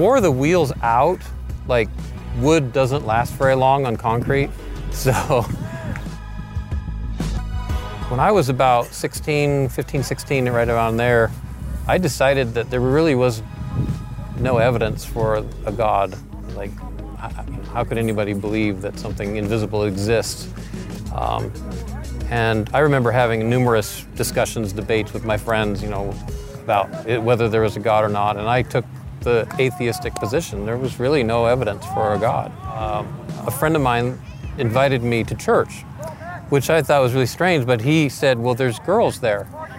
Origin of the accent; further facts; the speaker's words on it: Seattle, Washington, United States; born there; So I was born in Seattle, Washington, and I started skateboarding when I was 12.